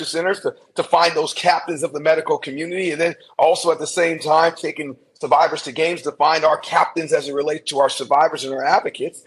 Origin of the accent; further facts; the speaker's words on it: Anaheim, California, United States; I grew up in Anaheim, California